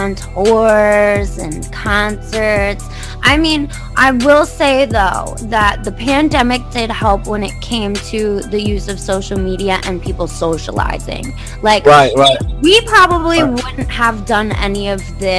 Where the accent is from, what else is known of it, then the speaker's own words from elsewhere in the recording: Long Island, New York, United States; I'm from New York, I mean, ain't nothing good out here really, but the city. I'm on Long Island